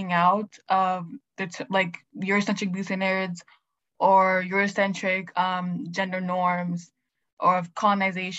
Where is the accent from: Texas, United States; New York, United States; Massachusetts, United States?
Massachusetts, United States; Boston; I'm from Boston